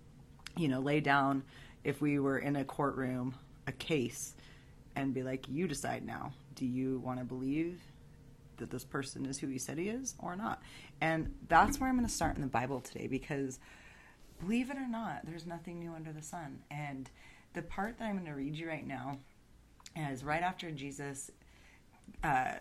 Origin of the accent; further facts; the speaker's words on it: United States; I'm an American